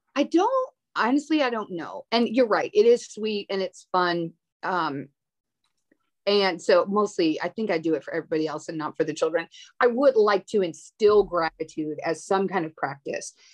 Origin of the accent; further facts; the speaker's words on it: Minneapolis, Minnesota, United States; I grew up in Minneapolis